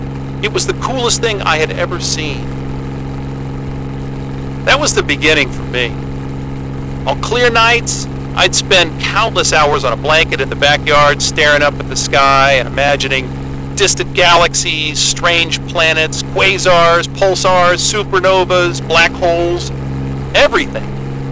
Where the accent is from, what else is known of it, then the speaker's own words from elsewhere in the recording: New Mexico, United States; I grew up in New Mexico, not too far from a radio astronomy observatory called the Very Large Array.